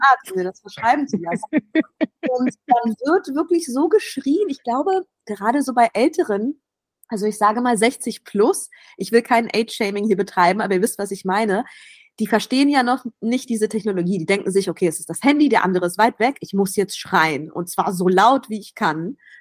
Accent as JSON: {"language": "German", "region": "Berlin", "country": "Germany", "tie": "born or raised there", "moved": "as an adult", "lives_now": "Athens, Greece", "said": "ich bin Berlinerin, gebürtige Berlinerin, im Wedding aufgewachsen"}